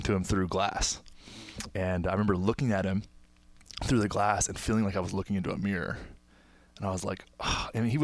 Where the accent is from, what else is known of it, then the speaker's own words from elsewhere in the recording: Texas, United States; my hometown, small town in Texas